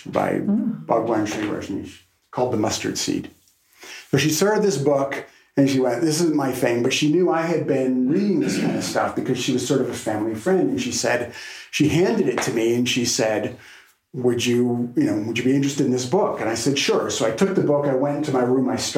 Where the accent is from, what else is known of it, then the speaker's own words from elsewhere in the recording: Little Rock, Arkansas, United States; I actually started attending churches in my hometown of Little Rock, Arkansas